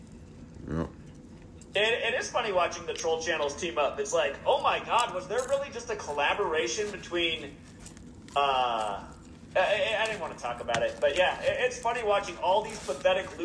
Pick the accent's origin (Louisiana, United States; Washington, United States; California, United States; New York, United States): Washington, United States; I grew up in Washington State